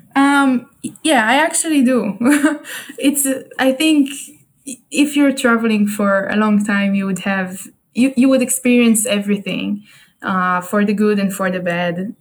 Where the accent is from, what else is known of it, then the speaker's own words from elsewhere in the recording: Haifa, Haifa District, Israel; English is a second language; I'm at home in Israel, in my hometown, Haifa, um, which is in the north